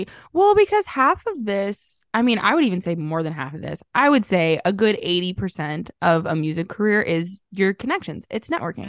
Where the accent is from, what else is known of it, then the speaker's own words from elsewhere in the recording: Southern Illinois, United States; I grew up in Southern Illinois